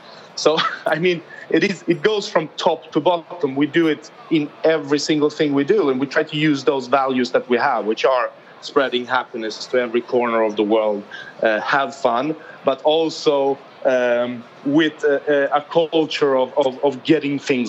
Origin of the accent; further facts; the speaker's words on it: Malmö, Skåne, Sweden; now in Stockholm, Sweden; I'm not from Stockholm, where I'm based. I'm very patriotic about where I come from, a southern town called Malmö in Sweden.